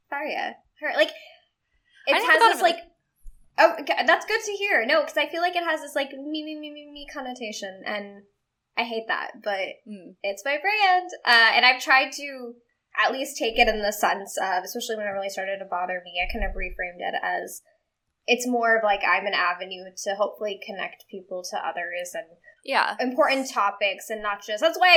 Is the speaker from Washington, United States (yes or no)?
no; Texas, United States; moved away; my hometown in Texas, which is a small town in Texas